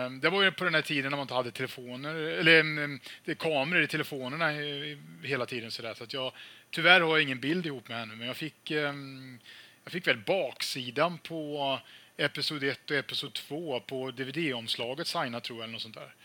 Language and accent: Swedish; Falköping, Västra Götaland, Sweden; i min hemstad Falköping